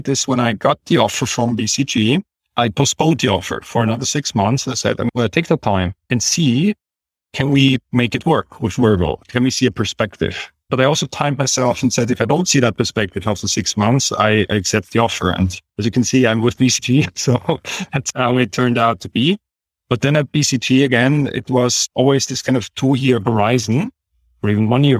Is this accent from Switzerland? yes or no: yes; Switzerland; I grew up in Switzerland, actually in a rather small village with more cows than people.